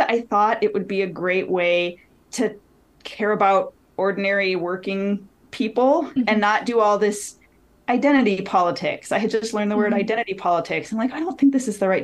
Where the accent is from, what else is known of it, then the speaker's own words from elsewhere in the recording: Detroit, Michigan, United States; moved away as an adult; also born or lived in Washington, D.C.; my hometown of Detroit